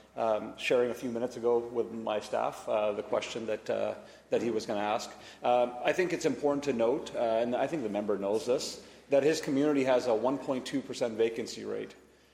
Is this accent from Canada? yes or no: yes; British Columbia, Canada; I'm a proud British Columbian. My colleagues are proud about being British Columbians. I'm proud to be a Canadian